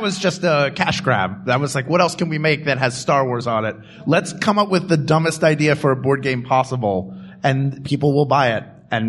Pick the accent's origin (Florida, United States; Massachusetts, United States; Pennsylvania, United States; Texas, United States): Pennsylvania, United States; Philadelphia; born or raised there